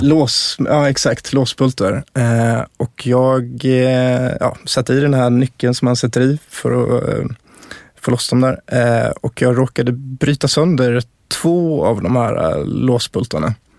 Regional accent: Dalarna County, Sweden; jag är uppväxt i Dalarna

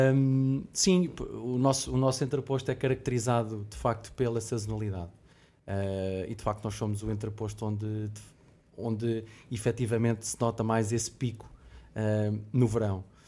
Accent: Lisbon, Portugal; moro em Lisboa, sou de Lisboa

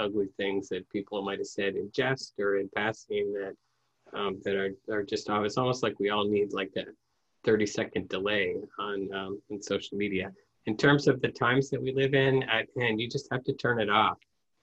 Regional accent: Midwest, United States; I grew up in the Midwest

